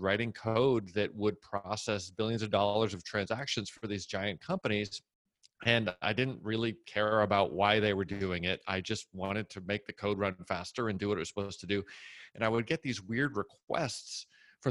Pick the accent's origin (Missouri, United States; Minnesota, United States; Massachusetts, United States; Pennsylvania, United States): Massachusetts, United States; moved away as an adult; also born or lived in New Jersey; now in Austin, United States; I grew up in Massachusetts.